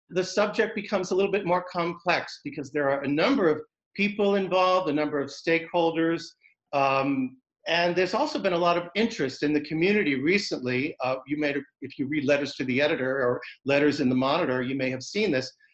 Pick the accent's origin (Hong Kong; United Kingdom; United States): United States; Concord, New Hampshire; moved away; also born or lived in Pasadena, California; I'm from Concord in this area, but I had lived in Pasadena, California